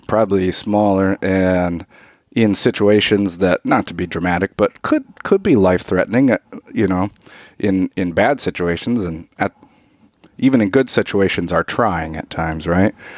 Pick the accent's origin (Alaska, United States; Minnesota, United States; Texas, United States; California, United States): Alaska, United States; I grew up in Alaska, and, you know, like most kids in Alaska, I grew up hunting and stuff